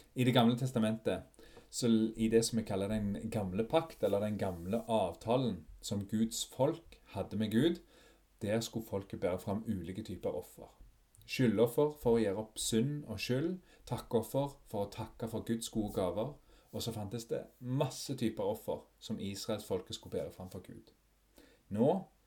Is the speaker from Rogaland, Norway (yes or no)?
yes; Fogn, Ryfylke, Rogaland, Norway; den øya der jeg vokste opp, Fågen i Ryfylke